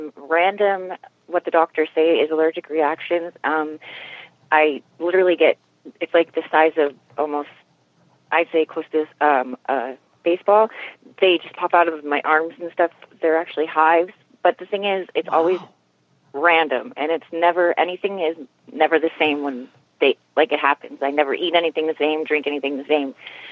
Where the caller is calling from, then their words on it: Pennsylvania, United States; I'm calling from Pennsylvania.